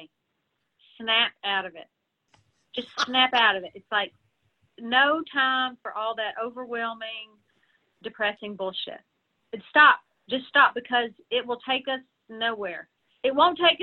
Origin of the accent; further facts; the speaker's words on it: the South, United States; now in Nashville, United States; I'm from the South